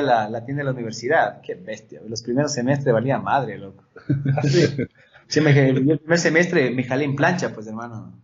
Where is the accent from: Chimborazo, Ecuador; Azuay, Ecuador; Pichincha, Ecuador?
Pichincha, Ecuador; Quito; also born or lived in Chone, Manabí (family); mi familia es chonera. Yo ya nací en Quito, casi, casi nací en Manaví